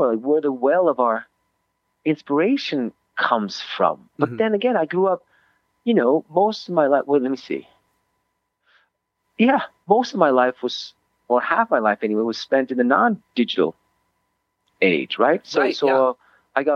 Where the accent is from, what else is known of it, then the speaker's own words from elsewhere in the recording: Switzerland; moved away; I grew up in Switzerland for most of my childhood and adolescence